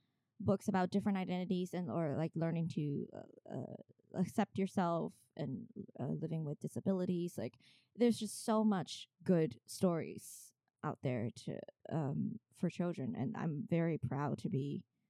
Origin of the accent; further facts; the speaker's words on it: China; English is a second language; moved away as an adult; now in New York, United States; I grew up in China and finished high school there. And I did 1 year of art school in China, in China Academy of Art